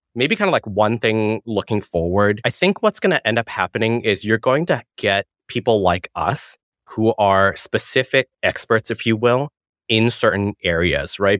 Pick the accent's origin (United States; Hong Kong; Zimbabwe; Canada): Hong Kong; moved away; I was born in Hong Kong, go back all the time, saw family there